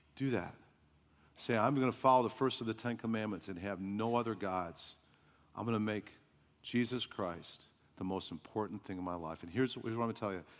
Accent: Chicago, Illinois, United States; moved away; I grew up in Chicago

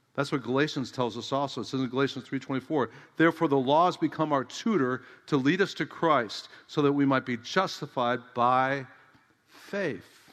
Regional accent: United States; I'm an American

